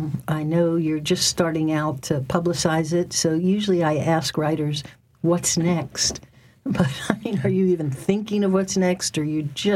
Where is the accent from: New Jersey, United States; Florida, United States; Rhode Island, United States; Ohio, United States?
Florida, United States; Miami; moved away; I grew up in Miami.